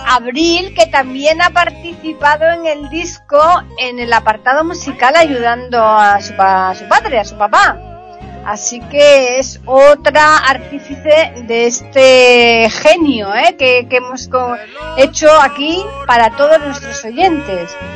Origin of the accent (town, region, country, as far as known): Spain